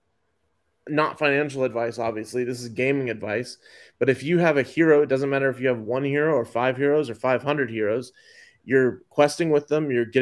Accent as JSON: {"language": "English", "town": "Dallas", "region": "Texas", "country": "United States", "said": "I am from East Dallas"}